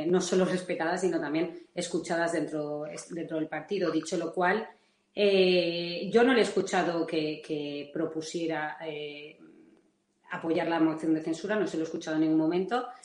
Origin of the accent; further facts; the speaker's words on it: Valencian Community, Spain; como se dice en mi tierra, que, es Valencia